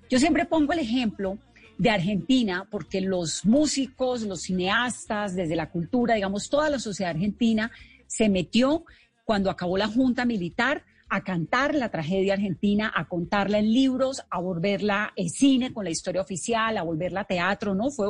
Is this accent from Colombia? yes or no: yes; Colombia